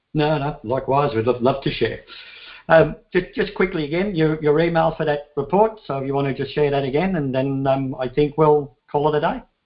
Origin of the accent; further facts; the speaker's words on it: Ireland; moved away; i come from Ireland, had enough of it there